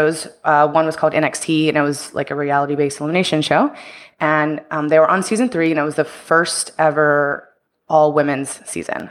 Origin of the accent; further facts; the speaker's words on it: Houston, Texas, United States; moved away as an adult; also born or lived in Tampa; I'm from Houston, Texas, and so I was living there at the time